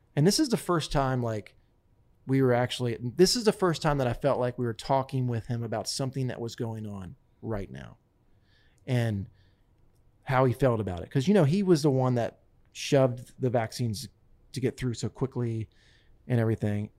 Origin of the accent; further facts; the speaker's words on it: Smyrna, Delaware, United States; I grew up in Smyrna, Delaware, on a potato farm.